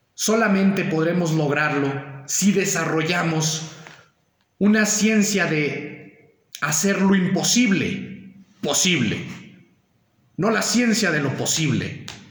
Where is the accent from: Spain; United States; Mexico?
Mexico; los mexicanos debemos de mantenernos unidos